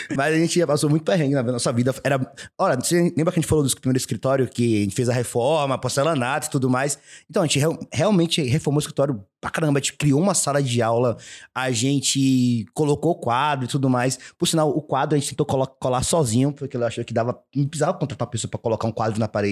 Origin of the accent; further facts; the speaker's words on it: Salvador, Bahia, Brazil; nós somos de Salvador, o lugar que frio é vinte e cinco graus